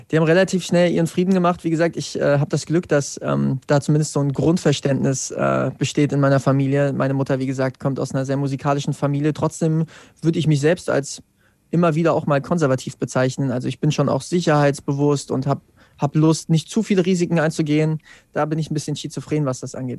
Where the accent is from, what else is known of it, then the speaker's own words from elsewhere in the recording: Wetzlar, Hesse, Germany; Ich komme aus Wetzlar